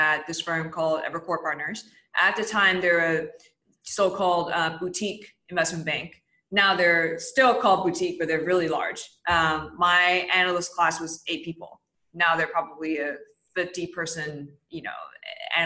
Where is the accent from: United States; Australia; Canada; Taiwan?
Taiwan; Taipei; moved away as an adult; I grew up in Taipei, Taiwan. I was there till I was 18 as a child